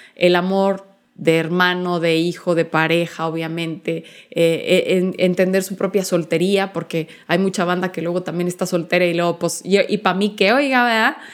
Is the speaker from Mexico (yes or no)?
yes; Chihuahua, Mexico; soy originaria de la ciudad de Chihuahua